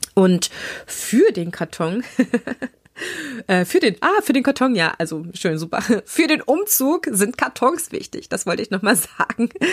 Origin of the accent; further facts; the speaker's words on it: Thuringia, Germany; moved away as an adult; also born or lived in Leipzig, Saxony / Düsseldorf; bin gebürtige Sächsin. Ja, ich bin in Leipziger allerlei und ähm, zum Großteil meines Lebens aber in Thüringen groß geworden und habe dort gelebt an verschiedenen Orten